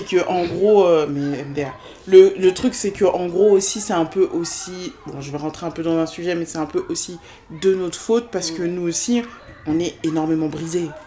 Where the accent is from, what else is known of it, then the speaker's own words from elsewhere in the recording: France; Je suis née en France, je suis hein française, je suis ah, française de sol, certes, mais j'ai grandi en France aussi